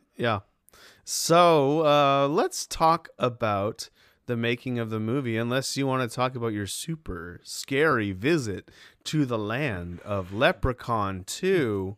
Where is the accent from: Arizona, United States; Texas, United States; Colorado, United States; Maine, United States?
Maine, United States; moved away; I'm from Maine